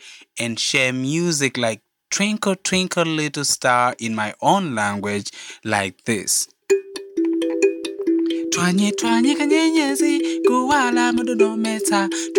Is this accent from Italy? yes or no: no; Malawi; I'm a musician from Africa, Malawi.